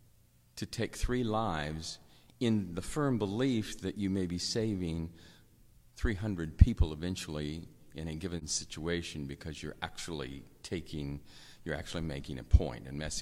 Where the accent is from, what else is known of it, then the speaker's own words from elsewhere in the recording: United States; as an American